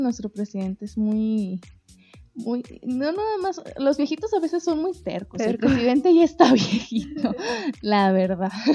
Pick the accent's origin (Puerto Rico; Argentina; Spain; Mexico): Mexico; como mexicanos